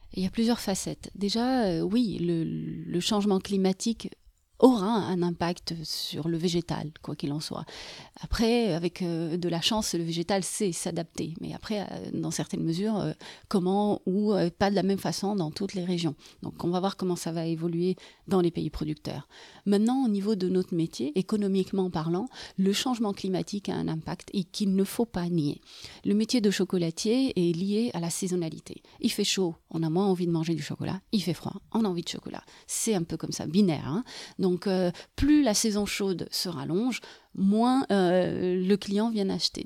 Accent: Morocco; moved away as an adult; now in Bordeaux, France; Je viens du Maroc

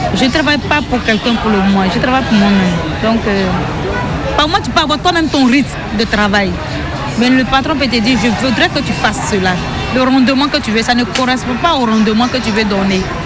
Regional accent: eastern Côte d'Ivoire, Côte d’Ivoire; Je viens de l'Est, l'Est de la Côte d'Ivoire

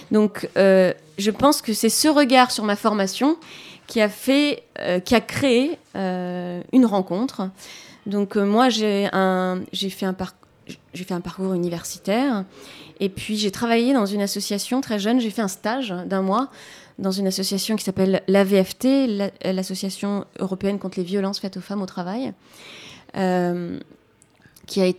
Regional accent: Brazil; French is a second language; D'où ma rencontre, euh, parce que je suis brésilienne, avec le théâtre de l'opprimé.

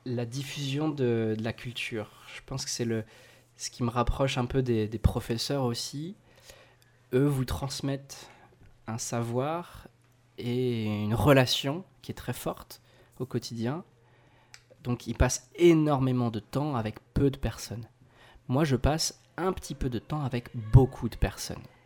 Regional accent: Alsace, Grand Est, France; je viens d'Alsace

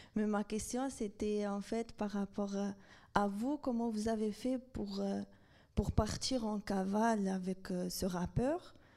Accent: Algeria; je suis algérienne

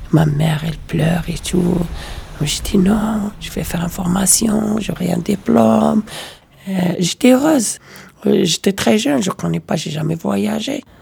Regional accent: Morocco; moved away as an adult; now in France; je viens de Maroc.

